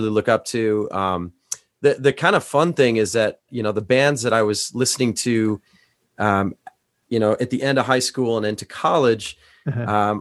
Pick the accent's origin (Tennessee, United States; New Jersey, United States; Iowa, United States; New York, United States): Iowa, United States; now in Ohio, United States; I grew up, you know, in the Midwest. I grew up in Iowa.